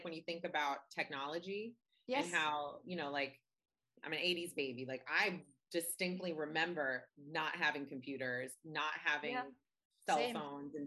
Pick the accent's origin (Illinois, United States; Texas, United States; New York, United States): New York, United States; also born or lived in New Orleans, Louisiana, United States; lived in New York, except I was born in New Orleans, but I've always lived in New York as an adult.